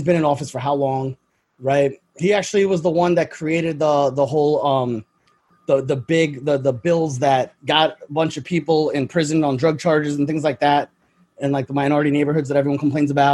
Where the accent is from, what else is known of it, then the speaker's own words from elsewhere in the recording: New York, United States; I'm from New York